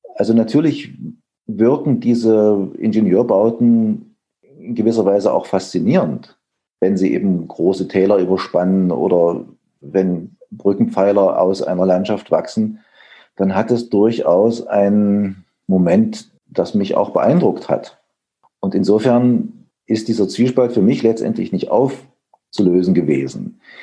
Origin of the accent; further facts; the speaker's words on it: Erfurt, Thuringia, Germany; also born or lived in Leipzig; geboren in Erfurt 1961